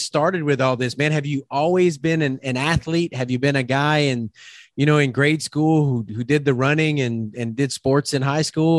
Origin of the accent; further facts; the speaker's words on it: South Louisiana, United States; I'm from South Louisiana